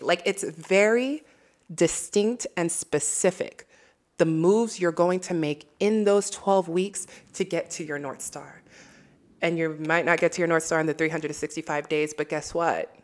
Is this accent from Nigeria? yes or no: yes; Nigeria; As a Nigerian myself